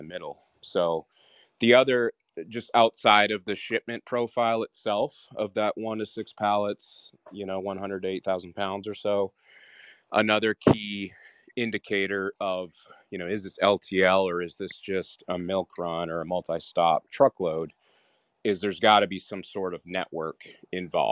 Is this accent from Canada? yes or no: yes; Western Canada, Canada; I grew up in Canada, Western Canada